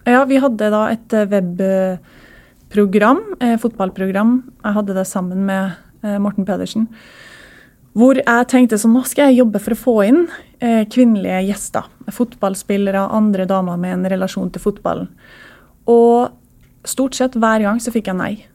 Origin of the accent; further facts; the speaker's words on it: Trondheim, Trøndelag, Norway; jeg vokste opp i Trondheim